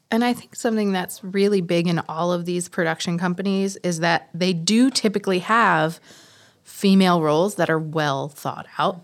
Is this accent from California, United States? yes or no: no; New York City, New York, United States; I am also from Queens